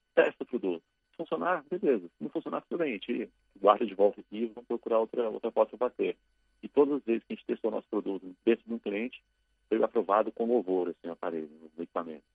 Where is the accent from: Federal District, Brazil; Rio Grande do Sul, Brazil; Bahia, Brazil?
Federal District, Brazil; Brasília; moved away as an adult; now in São Paulo, Brazil; eu comecei a minha carreira na cidade de Brasília, que é a minha cidade natal